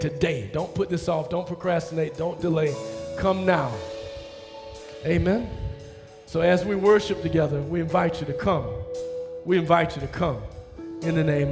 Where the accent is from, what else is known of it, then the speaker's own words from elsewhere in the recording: the South, United States; I'm from the South. We speak to people